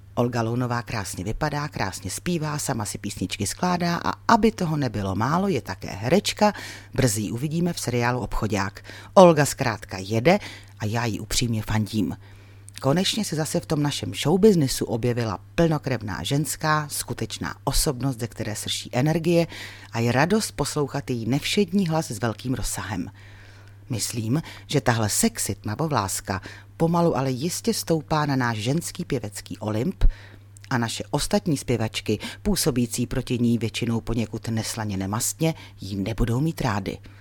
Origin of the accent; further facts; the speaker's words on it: Ostrava region, Moravian-Silesian Region, Czechia; taky pocházím z Ostravska